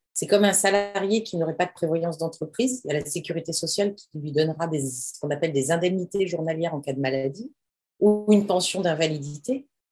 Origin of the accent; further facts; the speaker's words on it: Amiens, Hauts-de-France, France; j'ai grandi à Amiens, dans un petit village à côté d'Amiens